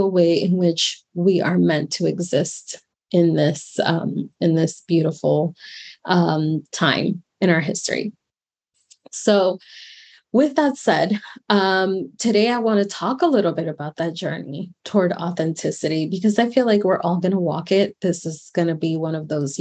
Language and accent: English; Miami, Florida, United States; moved away as an adult; also born or lived in New York; come back to my hometown of Miami, Florida